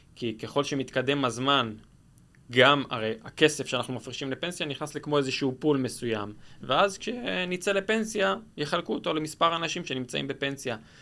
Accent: Israel; אנחנו בתור ישראלים כבר רגילים

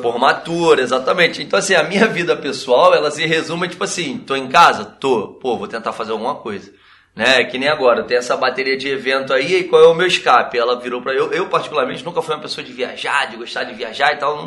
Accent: Nova Iguaçu, Rio de Janeiro, Brazil; a gente é daqui de Nova Iguaçu, Baixada Fluminense.

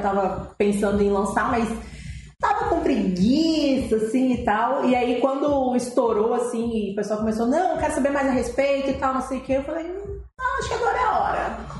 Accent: Rio Grande do Sul, Brazil; tenho 27 anos, sou gaúcha

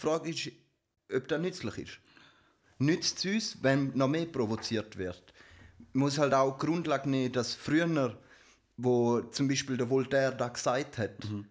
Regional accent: Switzerland; bei uns in der Schweiz

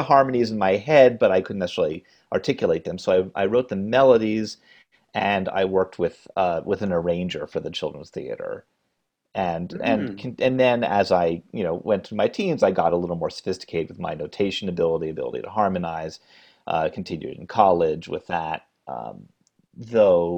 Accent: Maine, United States; moved away as an adult; also born or lived in New York; It was a summer stock production in my home state of Maine, and I was about six

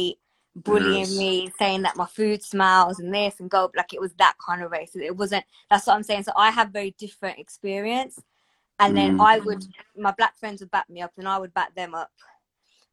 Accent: Birmingham, West Midlands, United Kingdom; my parents are from India. I'm from Birmingham. I grew up in, it was really like working class white area

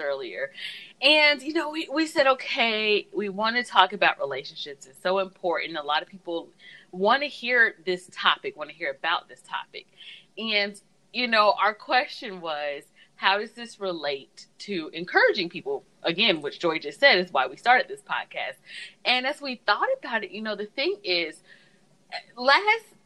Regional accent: Southeast, United States; moved away as an adult; now in Iowa, United States; I'm from the South, Southeast

